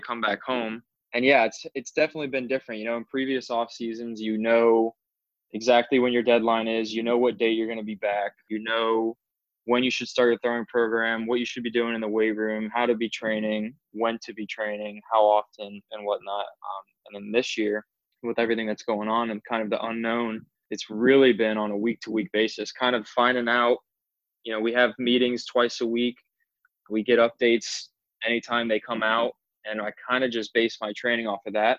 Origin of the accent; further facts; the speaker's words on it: Orlando, Florida, United States; also born or lived in Alabama; I was born and raised in Orlando, Florida